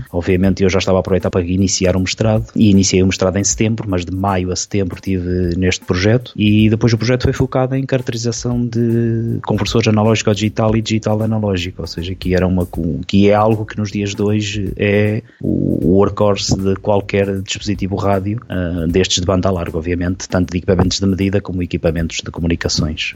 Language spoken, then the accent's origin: Portuguese; Ovar, Aveiro District, Portugal; nasci, nasci e criado verdadeiramente, ou seja, nasci no Hospital de Ovar e depois criado até aos meus 18 anos de idade